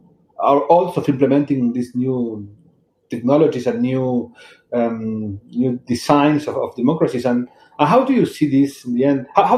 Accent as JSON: {"language": "English", "country": "Argentina", "said": "I am from Argentina"}